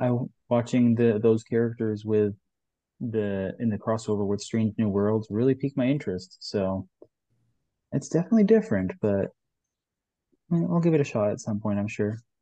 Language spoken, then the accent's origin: English; Western Canada, Canada; moved away as an adult; also born or lived in Utah; now in Texas, United States; I grew up in Western Canada, rural town